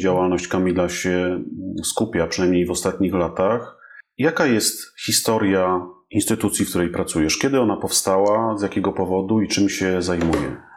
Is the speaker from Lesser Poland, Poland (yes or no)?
yes; Kraków, Lesser Poland, Poland; jestem e, Krakusem i mieszkam tu od urodzenia